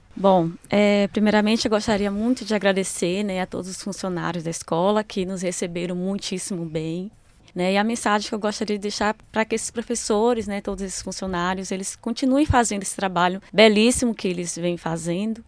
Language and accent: Portuguese; Bahia, Brazil; moved away as an adult; also born or lived in Porto Seguro; now in São Paulo, Brazil; sou da Bahia, um estado do Brasil